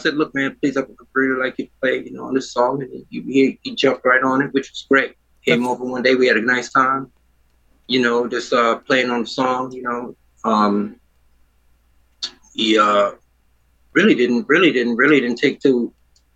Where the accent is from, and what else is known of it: New York City, New York, United States; born or raised there; also born or lived in Trinidad